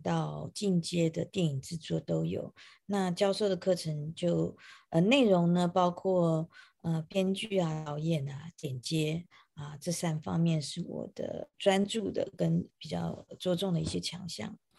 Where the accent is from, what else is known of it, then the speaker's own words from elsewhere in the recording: Taiwan; moved away as an adult; now in New York, United States; 我是来自于台湾，呃，我现在是一个电影的编剧跟导演，然后同时我也在大学里面，纽约上周的一个学校叫 Ithaca College 教授电影制作的课程